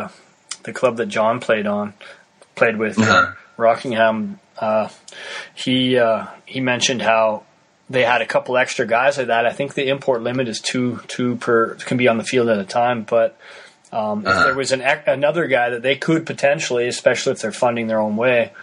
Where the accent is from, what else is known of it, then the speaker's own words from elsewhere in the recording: Canada; I'm Canadian